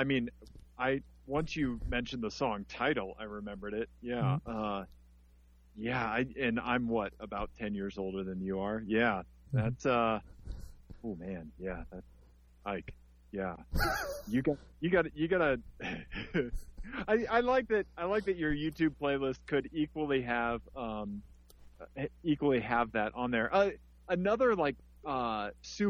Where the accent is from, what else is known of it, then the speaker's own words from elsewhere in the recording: Missouri, United States; growing up in Missouri, we'd go see dirt track races every now and then down in Warrensburg, Missouri.